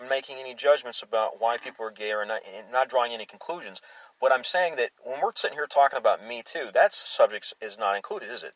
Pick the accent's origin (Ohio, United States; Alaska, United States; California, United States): Alaska, United States; moved away; I grew up in Alaska